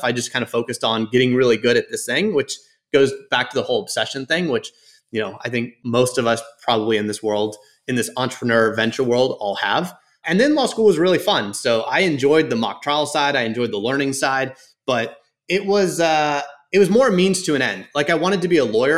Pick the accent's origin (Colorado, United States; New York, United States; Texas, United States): Texas, United States; Houston; also born or lived in Dallas, Texas; I grew up in Houston